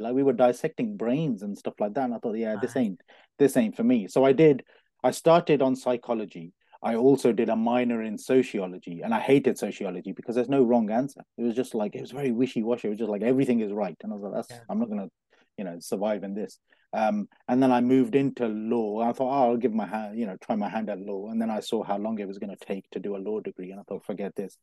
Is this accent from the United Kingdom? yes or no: yes; Coventry, West Midlands, United Kingdom; moved away as an adult; also born or lived in London; I was born in Coventry, born and bred in Coventry.